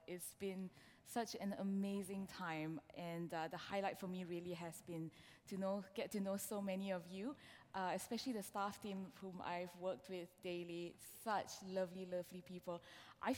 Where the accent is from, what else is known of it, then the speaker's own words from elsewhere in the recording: Malaysia; moved away as an adult; now in London, United Kingdom; I am originally from Malaysia. I moved to this country, to London specifically, with my husband and my now 9-year-old son. So we've been here for 5 years now.